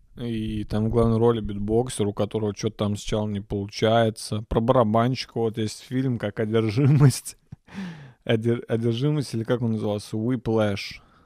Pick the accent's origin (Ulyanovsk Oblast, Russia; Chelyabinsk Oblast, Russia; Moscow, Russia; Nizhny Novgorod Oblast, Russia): Nizhny Novgorod Oblast, Russia; Nizhny Novgorod; я родился в Нижнем Новгороде